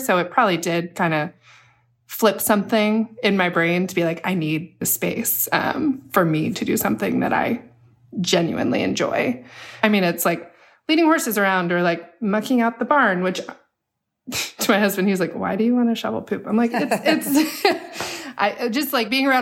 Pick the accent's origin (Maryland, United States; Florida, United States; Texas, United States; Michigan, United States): Maryland, United States; I grew up in Maryland, and it's right there